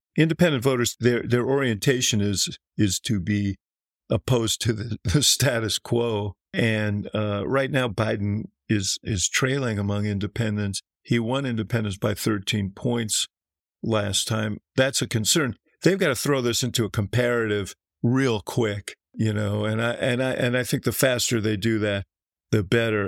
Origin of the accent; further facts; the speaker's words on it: Chicago, Illinois, United States; I'm from Chicago